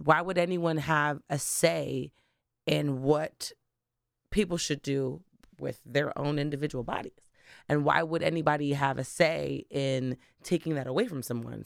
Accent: Delaware, United States; also born or lived in Bermuda; I am not actually a Delaware native, um, but I grew up in Delaware. Um, I was originally born in Bermuda

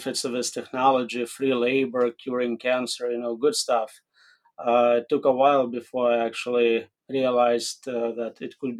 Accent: Riga, Latvia; now in United States; So I was born in Riga, Latvia, which is now a separate country, I guess. I came here in 1994

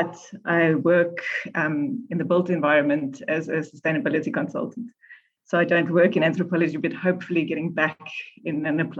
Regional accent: South Africa; I'm from South Africa

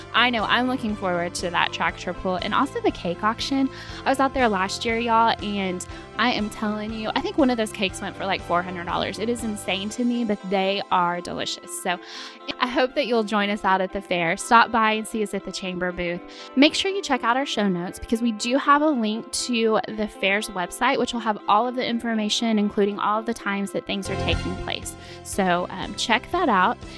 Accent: Chickasha, Oklahoma, United States; growing up in Chickasha, always going out to the fair. It's been here my entire life

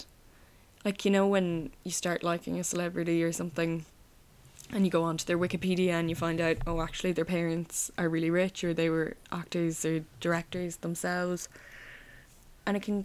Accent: Roscommon, Connacht, Ireland; where are you from? And I'd say Roscommon

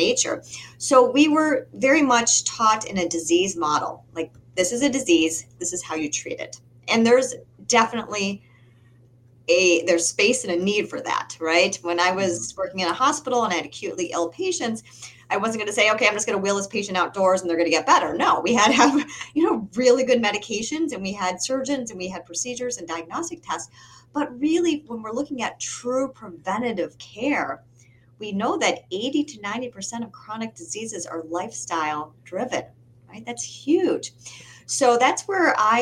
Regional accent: Michigan, United States; now in Massachusetts, United States; I come from Michigan. I'm now living in Massachusetts

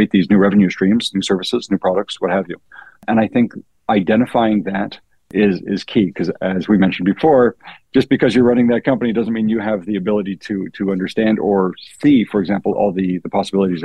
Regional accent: Canada; being Canadian

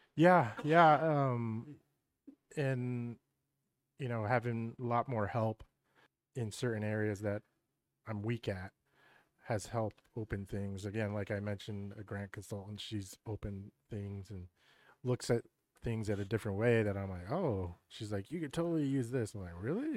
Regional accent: York, Pennsylvania, United States; born or raised there

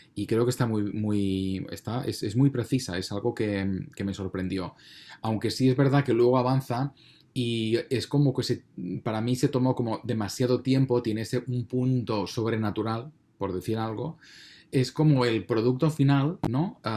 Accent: Spain; a mí como español

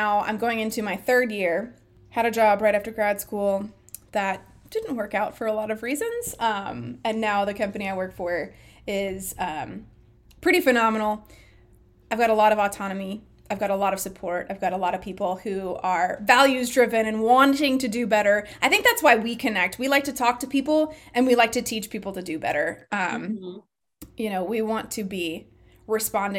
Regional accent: California, United States; moved away as an adult; also born or lived in Auburn, Alabama; I grew up in California forever

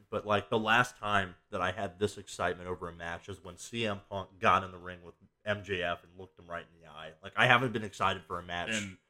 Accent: Cincinnati, Ohio, United States; my hometown

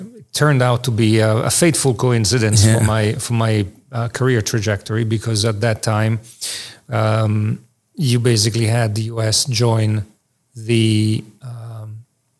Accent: Italy; moved away as an adult; also born or lived in Israel / Oxford, England; I was born in Italy. I had my undergraduate education there.

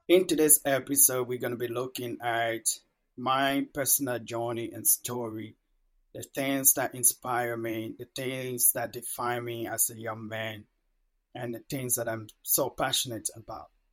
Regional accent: Monrovia, Montserrado, Liberia; first language Mano; English is a second language; also born or lived in a village in Liberia; So at about six to seven years, I have to move to the capital, Monrovia, to stay with my older siblings.

